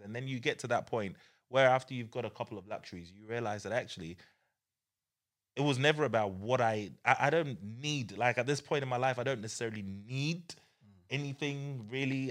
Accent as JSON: {"language": "English", "town": "Croydon", "region": "London", "country": "United Kingdom", "tie": "born or raised there", "said": "growing up in Croydon"}